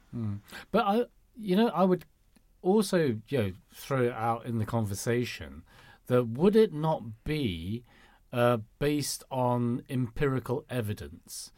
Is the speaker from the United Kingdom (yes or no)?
yes; United Kingdom; first language Cantonese; English is a second language; my mother tongue is Cantonese. Mm. And it's not because you know, I grew up in this country